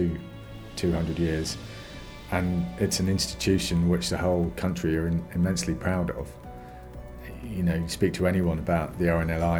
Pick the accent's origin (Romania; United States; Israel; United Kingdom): United Kingdom; Cornwall, South West England; I grew up in Cornwall